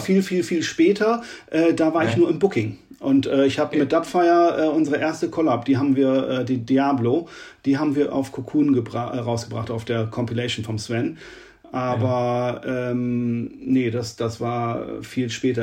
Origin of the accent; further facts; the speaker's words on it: Oldenburg, Lower Saxony, Germany; in Oldenburg, in meiner Heimatstadt